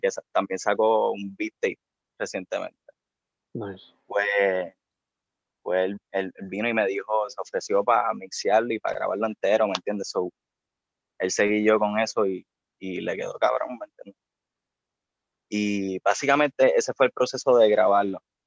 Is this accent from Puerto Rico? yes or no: yes; Bayamón, Puerto Rico; yo soy de Bayamón. Eh, toda mi vida he vivido allí.